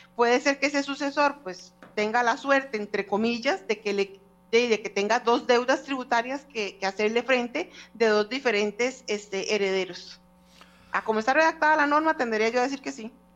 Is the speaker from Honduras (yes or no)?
no; Costa Rica; como costarricenses